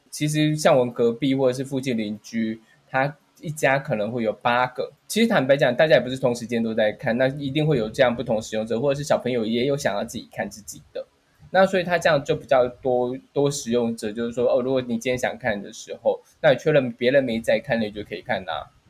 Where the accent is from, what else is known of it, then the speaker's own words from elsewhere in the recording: Taiwan; 因为其实我们台湾人都蛮习惯吃到饱这件事情